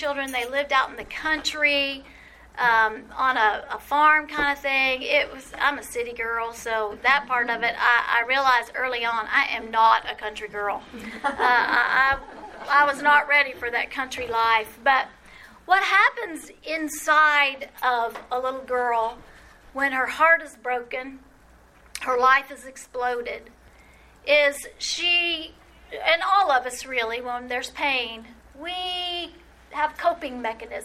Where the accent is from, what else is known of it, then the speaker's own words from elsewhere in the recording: New Orleans, Louisiana, United States; I grew up in New Orleans